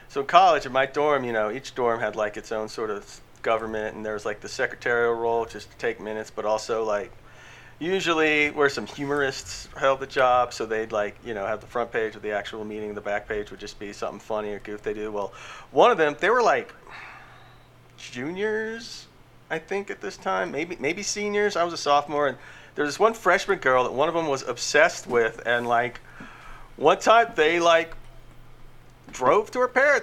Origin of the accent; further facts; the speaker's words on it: Lake Charles, Louisiana, United States; moved away as an adult; now in Houston, United States; I grew up in Lake Charles, Louisiana.